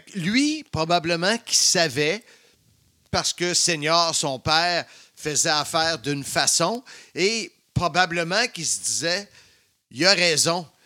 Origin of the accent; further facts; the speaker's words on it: Salaberry-de-Valleyfield, Quebec, Canada; Valleyfield, ma ville natale, la ville de l'amour